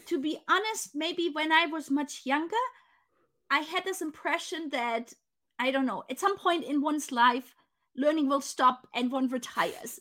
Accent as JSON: {"language": "English", "country": "Germany", "tie": "born or raised there", "moved": "yes", "said": "go back to Germany. And so to meet somebody from my hometown"}